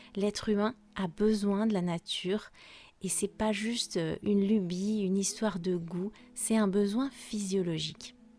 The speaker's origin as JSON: {"language": "French", "country": "France", "said": "je suis française"}